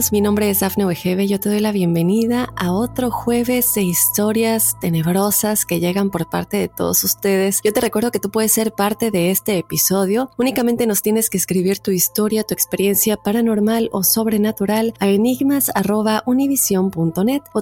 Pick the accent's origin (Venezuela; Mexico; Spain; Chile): Mexico; Tulancingo, Hidalgo; Yo soy de Tulancingo, Hidalgo, México una ciudad vieja, ya que cuenta con asentamientos prehistóricos y se cree que son muy viejos.